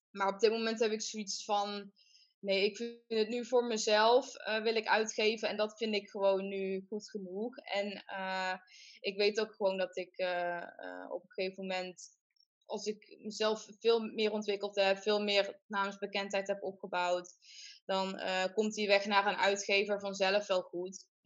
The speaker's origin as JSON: {"language": "Dutch", "region": "southern Netherlands", "country": "Netherlands", "accent": "soft G", "said": "om mijn, mijn zachte G dat te doen"}